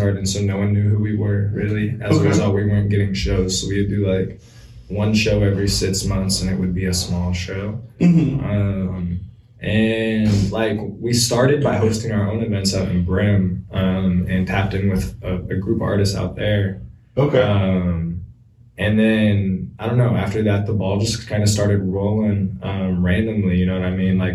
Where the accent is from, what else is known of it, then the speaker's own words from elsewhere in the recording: Kitsap County, Washington, United States; we're born and raised in Kitsap County